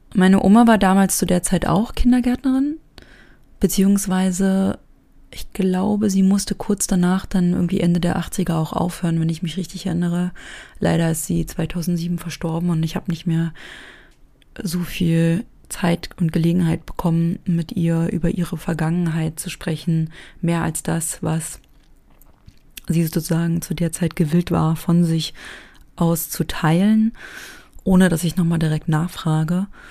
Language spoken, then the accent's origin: German; East Germany, Germany; wir als Personen aus dem Osten